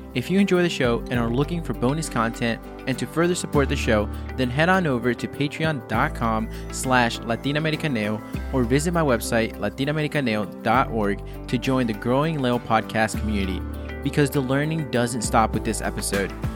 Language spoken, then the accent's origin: English; Guatemala; from my home country